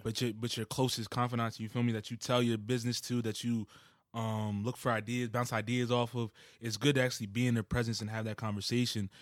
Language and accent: English; Wichita, Kansas, United States; moved away; I was born in Kansas, like, so Wichita, Kansas